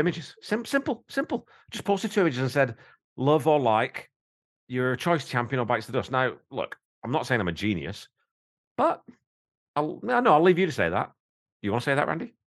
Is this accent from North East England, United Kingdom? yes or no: no; Wigan, North West England, United Kingdom; I'm from Wigan. I'm a fucking coal mining family from Wigan